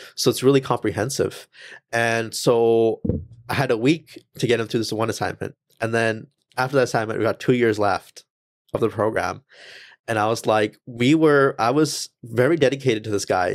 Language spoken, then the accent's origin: English; Langley, British Columbia, Canada; first language English; when I was born and raised here, English is my first language